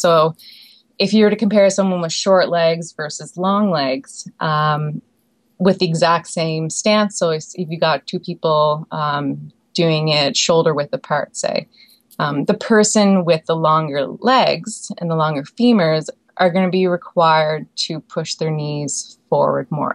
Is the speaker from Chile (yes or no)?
no; Prince Edward Island, Canada; moved away as an adult; also born or lived in Alberta; I grew up in Prince Edward Island, Canada